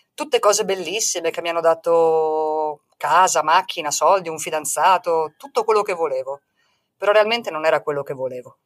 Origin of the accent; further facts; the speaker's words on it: Italy; moved away as an adult; now in Mexico; sono italiana